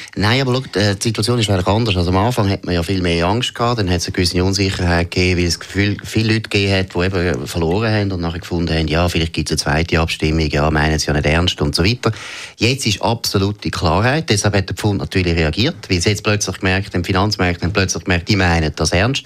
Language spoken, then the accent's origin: German; Switzerland; als Schweizer